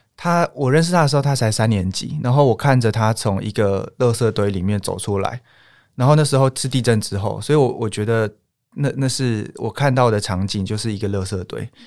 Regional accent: Taiwan; 所以真的在尼泊尔就只有我们台湾人在戴口罩

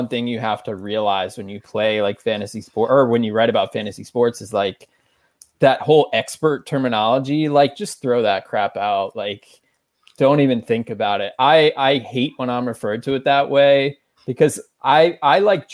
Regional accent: Maryland, United States; moved away as an adult; also born or lived in Northern Virginia; now in New York, United States; I grew up in Maryland.

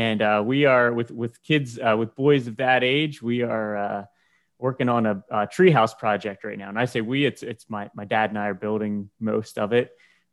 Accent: Lancaster, Pennsylvania, United States; from Lancaster, Pennsylvania here

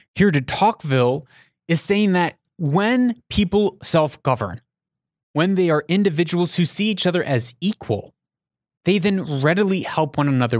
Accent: United States

